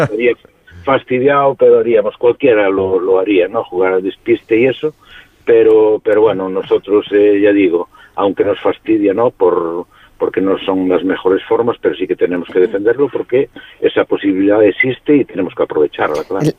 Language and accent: Spanish; Vilagarcía de Arousa, Galicia, Spain; la comarca en un radio de 20 kilómetros somos ciento y pico, 200.000